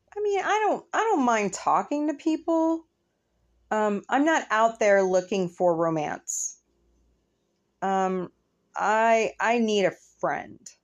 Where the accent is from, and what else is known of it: United States